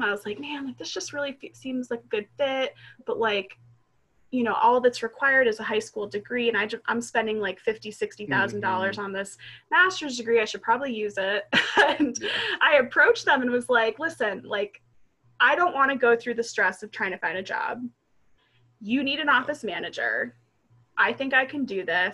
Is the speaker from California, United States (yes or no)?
no; Potsdam, New York, United States; I am from Potsdam, New York